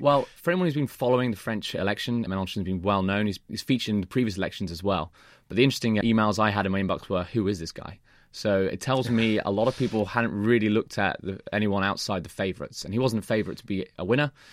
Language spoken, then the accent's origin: English; Birmingham, West Midlands, United Kingdom; moved away; I'm going to watch a football game in my hometown.